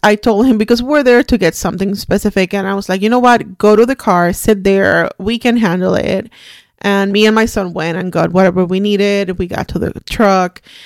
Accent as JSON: {"language": "English", "country": "Puerto Rico", "tie": "born or raised there", "second_language": "English", "moved": "as an adult", "lives_now": "United States", "said": "I'm Puerto Rican. I was Born and raised in Puerto Rico my whole life. I was thirty when I moved to the United States."}